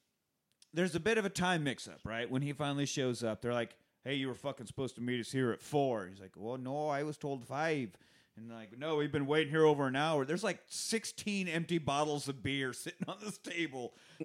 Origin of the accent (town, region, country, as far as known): Kansas, United States